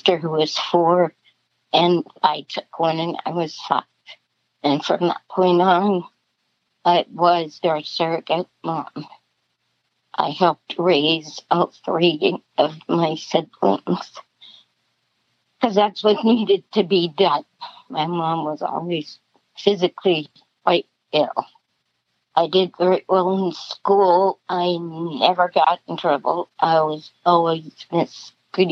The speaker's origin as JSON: {"language": "English", "region": "South Dakota", "country": "United States", "tie": "born or raised there", "said": "I was born in 1953 in South Dakota. Typical Midwest family, hard workers."}